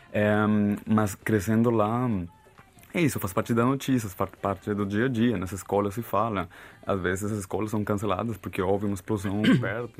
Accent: Bogotá, Colombia; Portuguese is a second language; moved away as an adult; also born or lived in Florencia, Caquetá, Colombia / Brazil; now in Portugal; eu não nasci em Bogotá, mas eu cresci em Bogotá também

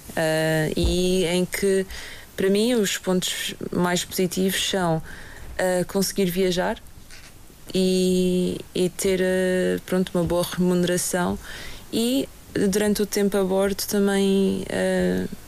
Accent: Madeira, Portugal; estas pessoas que são nascidas e criadas na Madeira também. Uh, é algo de, de, que eu sinto muito orgulho.

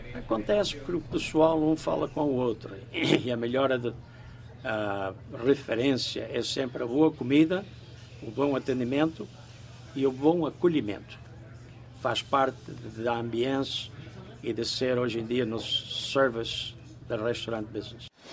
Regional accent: Apúlia, Norte, Portugal; also born or lived in Brazil; now in New Jersey, United States; Sou da Praia de Apulia, meu pai emigrou para os Estados, ah, para, não, Estados Unidos, emigrou para o Brasil em 1952, depois voltou a Portugal, parece que em 55 ou 56, não sei exatamente, e pegou toda a família

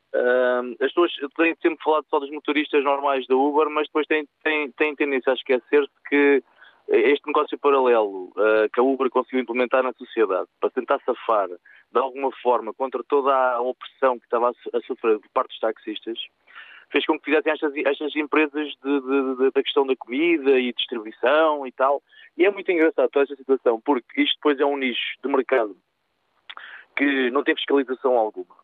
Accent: Lisbon, Portugal; now in Setúbal, Portugal; eu estou em Setúbal, mas não sou de Setúbal, sou de Lisboa

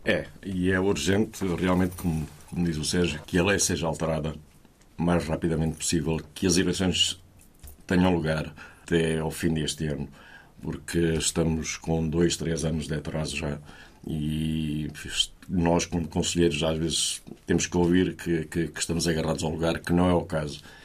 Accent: Portugal; moved away; nós somos portugueses, somos portugueses de primeira, não somos de segunda

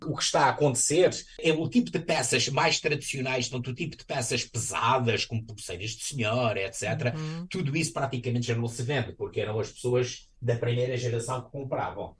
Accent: Ponta Delgada, Azores, Portugal; moved away as an adult; now in Fall River, United States; Sou natural dos Açores, da cidade de Ponta da Algada, na ilha de São Miguel

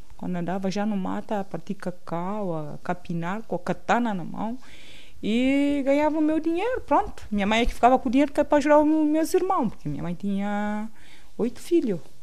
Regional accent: São Tomé & Príncipe; moved away as an adult; also born or lived in Príncipe Island / Gabon / Sesimbra, Portugal / Torres Novas, Portugal; now in Lisbon, Portugal; nasci no Ilha do Príncipe. É assim, no Ilha do Príncipe não lembro quase nada, porque, pronto, os meus pais migraram para Santo Mé

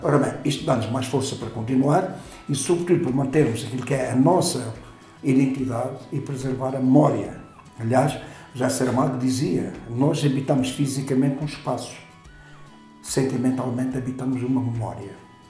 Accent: Castelo de Vide, Alentejo, Portugal; Quando eu era criança em Castelo Vivo

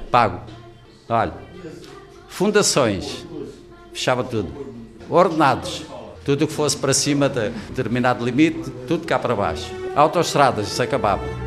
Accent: Angola; now in Portugal; Nasci em África

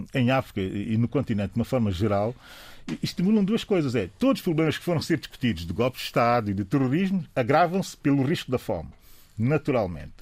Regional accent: São Tomé & Príncipe; aquilo que eu sou enquanto São Tomense

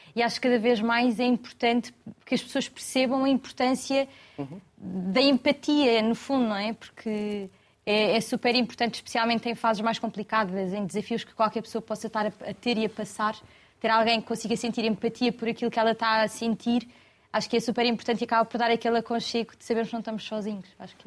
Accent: Cascais, Lisbon, Portugal; De Lisboa, exatamente. nasci em Cascais.

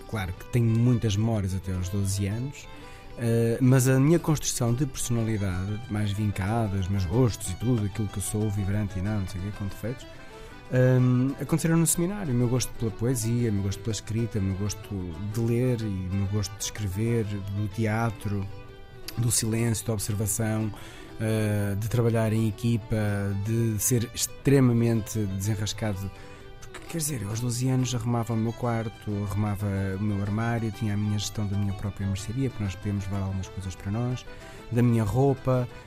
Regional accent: Portugal; nós, portugueses

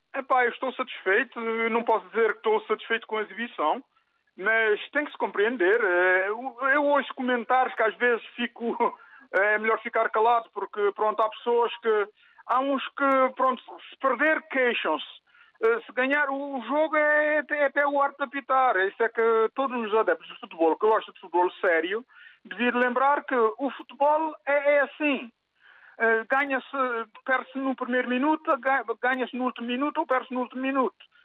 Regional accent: Cape Verde; also born or lived in Portugal; now in Vialonga, Portugal; Eu sou de Cabo Verde, vivo aqui em Portugal já, já há quase 50 anos

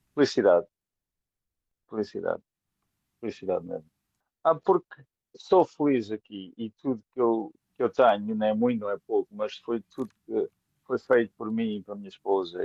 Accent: Portugal; moved away as an adult; also born or lived in Poland; now in England, United Kingdom; vivo em Inglaterra, mas sou português

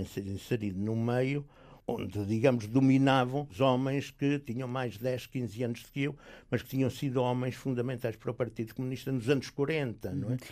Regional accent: Portugal; moved away as an adult; also born or lived in Belgium / Algiers, Algeria; não podia ter entrado sequer como português

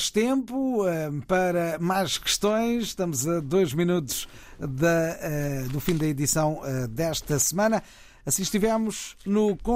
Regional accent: Cape Verde; sou cabo-verdiano, residente em Cabo Verde.

